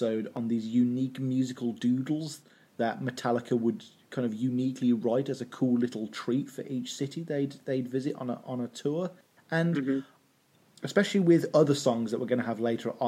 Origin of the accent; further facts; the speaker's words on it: Birmingham, West Midlands, United Kingdom; a certain city here in the UK, my hometown, Birmingham